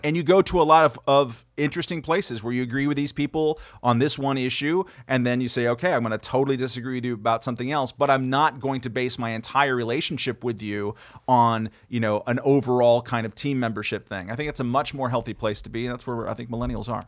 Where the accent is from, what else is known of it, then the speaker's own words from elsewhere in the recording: California, United States; now in New York, United States; I'm a Californian